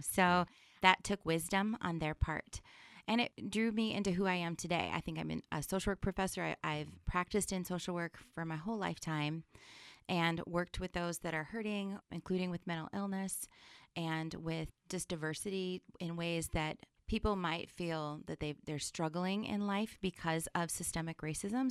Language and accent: English; Sioux City, Iowa, United States; I'm originally from Sioux City, the West Side area